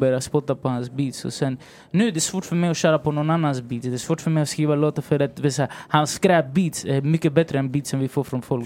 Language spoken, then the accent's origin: Swedish; Stockholm, Stockholm County, Sweden; also born or lived in Valparaíso, Chile; jag är chilenare, jag bor i Sverige och jag är från Rinkeby